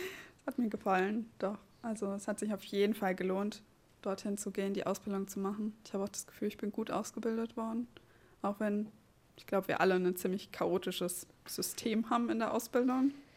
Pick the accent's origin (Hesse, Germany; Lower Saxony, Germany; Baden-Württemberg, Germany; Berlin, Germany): Hesse, Germany; Seligenstadt; moved away as an adult; also born or lived in Frankfurt am Main / Oldenburg; now in Neubrandenburg, Germany; komme gebürtig aus Frankfurt am Main, äh, beziehungsweise aus Seligenstadt